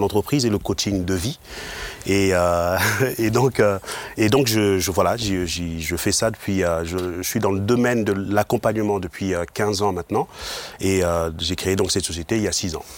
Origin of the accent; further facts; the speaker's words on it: Mulhouse, Grand Est, France; moved away as an adult; now in Aubernais, France; je suis originaire de Mulhouse